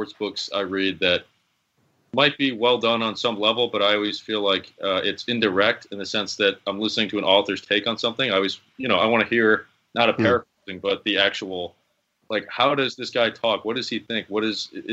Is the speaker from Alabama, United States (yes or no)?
no; Chicago, Illinois, United States; I grew up in Chicago